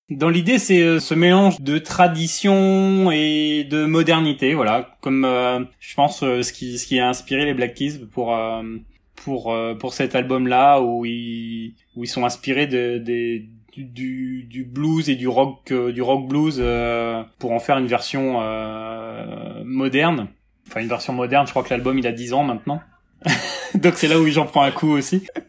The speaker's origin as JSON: {"language": "French", "town": "Rennes", "region": "Brittany", "country": "France", "tie": "born or raised there", "also_born_or_lived": "Quimper", "said": "je suis rennais, euh, déjà. Enfin, je suis né à Quimper, mais euh, j'ai grandi à Rennes"}